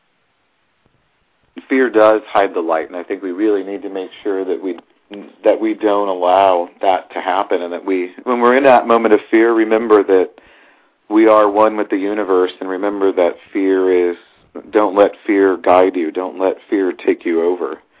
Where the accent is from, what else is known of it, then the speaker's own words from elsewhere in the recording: St. Louis, Missouri, United States; moved away; we grew up knowing in St. Louis about the New Madrid fault that goes down